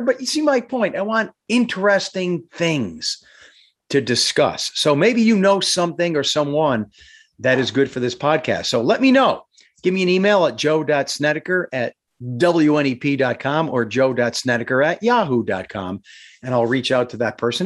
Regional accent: Simpson, Pennsylvania, United States; I'm from Simpson, not Carbondale

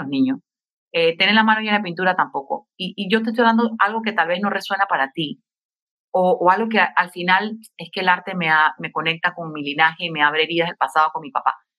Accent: Panama; acá en mi país, en Panamá

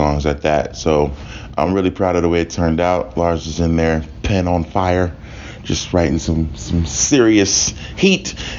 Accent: Philadelphia, Pennsylvania, United States

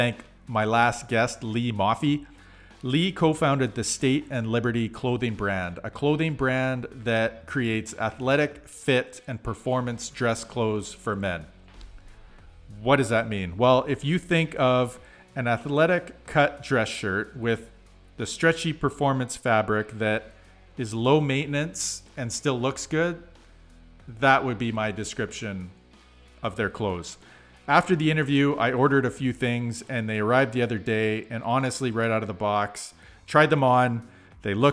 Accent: Alberta, Canada; now in Victoria, Canada; I'm originally from Alberta

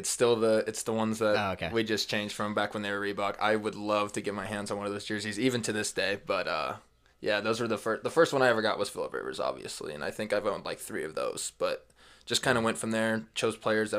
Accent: Nebraska, United States; we grew up in Nebraska. Football's huge here.

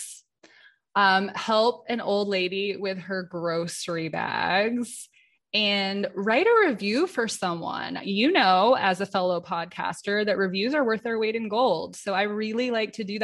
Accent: Southern California, United States; I'm born and raised in Southern California

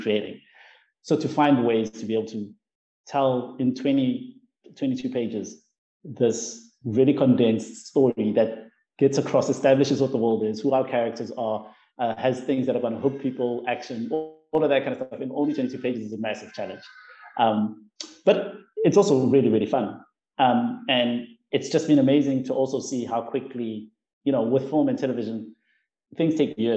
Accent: South Africa; mine as a South African

